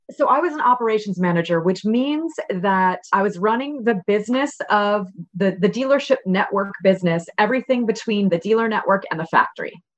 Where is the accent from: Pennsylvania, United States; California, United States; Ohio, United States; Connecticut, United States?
Connecticut, United States; I'm from New England. I grew up in Connecticut